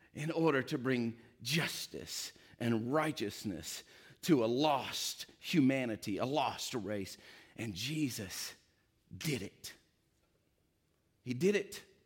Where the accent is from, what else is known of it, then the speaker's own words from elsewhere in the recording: East Tennessee, United States; I'm from East Tennessee, got a little south in me